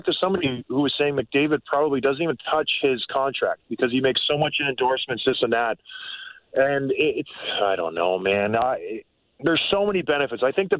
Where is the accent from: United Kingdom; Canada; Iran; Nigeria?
Canada; Edmonton, Alberta; born there; I was born in Edmonton